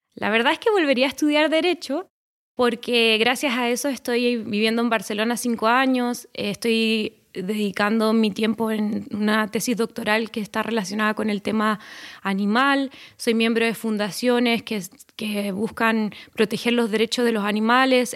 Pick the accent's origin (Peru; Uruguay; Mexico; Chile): Chile; moved away as an adult; en mi país, en Chile